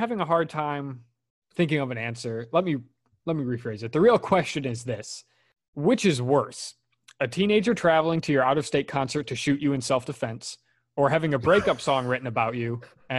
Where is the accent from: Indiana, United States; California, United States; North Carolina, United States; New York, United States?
Indiana, United States; I'm from Indiana anyway.